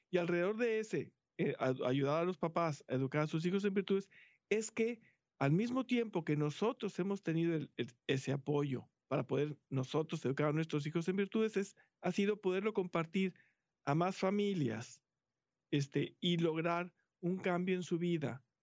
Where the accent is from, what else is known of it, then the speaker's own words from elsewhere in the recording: Mexico; moved away as an adult; now in Houston, United States; hace como 14 años que llegamos a Houston, venimos de México, este, nuestros hijos estuvieron toda su vida en colegio católico